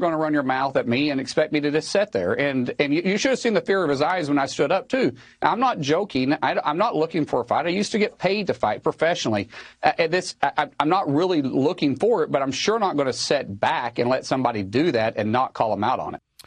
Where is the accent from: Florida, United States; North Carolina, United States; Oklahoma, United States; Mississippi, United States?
Oklahoma, United States; I'm a guy from Oklahoma first.